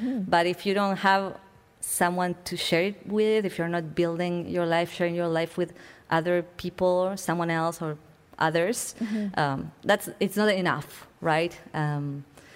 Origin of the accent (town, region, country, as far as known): Buenos Aires, Argentina; moved away as an adult